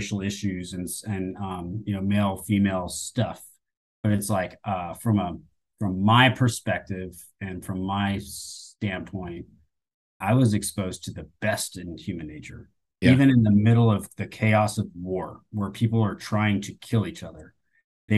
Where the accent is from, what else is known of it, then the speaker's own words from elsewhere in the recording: Southern Louisiana, United States; also born or lived in Oklahoma; I grew up in Southern Louisiana and Oklahoma